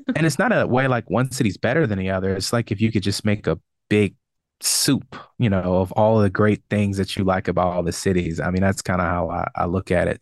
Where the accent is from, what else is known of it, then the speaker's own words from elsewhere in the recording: Richmond, Virginia, United States; moved away as an adult; also born or lived in Brooklyn, New York / Charlotte, North Carolina; back in Richmond and exploring, you know, my hometown